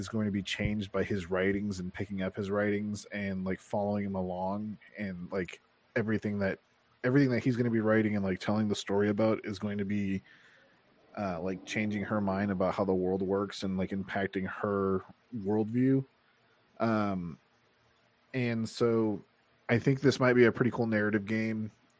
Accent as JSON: {"language": "English", "country": "Canada", "said": "I'm just counterculture because I'm Canadian and it's the C's."}